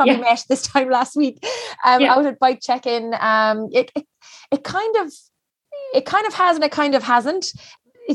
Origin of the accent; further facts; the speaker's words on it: Cork, Munster, Ireland; now in Galway, Ireland; I'm from Cork, I'm living in Galway on this little island